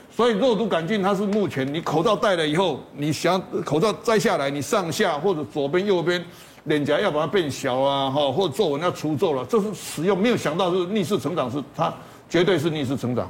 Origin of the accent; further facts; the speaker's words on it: Taiwan; 在我们台湾地区